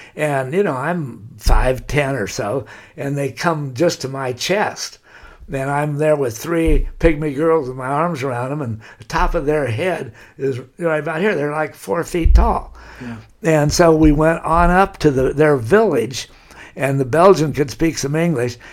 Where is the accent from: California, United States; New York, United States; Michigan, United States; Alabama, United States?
California, United States; Laguna Beach; I've lived there all my life. I'm born there